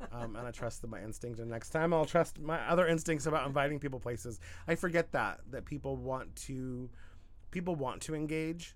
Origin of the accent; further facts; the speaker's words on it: Southern Oregon, United States; moved away as an adult; I was in my hometown in Southern Oregon for like four years